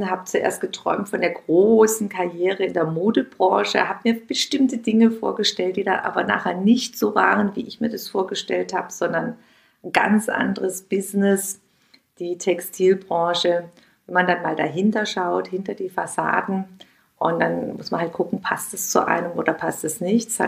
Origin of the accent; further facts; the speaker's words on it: Heilbronn, Baden-Württemberg, Germany; Da gab es zwei kleine, kleine ähm, Lädchen bei uns in meiner Heimatstadt in Heilbronn, wo es dann so eine kleine Auswahl gab an Bio- und Demeter-Angeboten.